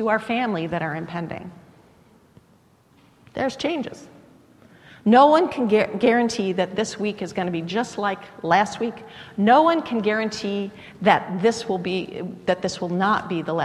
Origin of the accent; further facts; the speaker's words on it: United States; I was born in the United States rather than some other part of the world